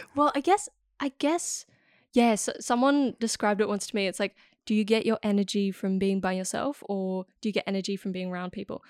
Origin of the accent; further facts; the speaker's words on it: Amsterdam, North Holland, Netherlands; moved away; I was born in Amsterdam